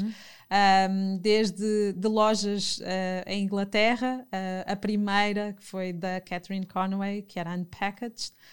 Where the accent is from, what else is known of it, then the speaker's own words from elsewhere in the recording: Fafe, Norte, Portugal; embora nascesse na cidade e, e tenha tido o meu uhum. percurso uhum. também na cidade, numa pequena cidade, sou minhota de, de Faf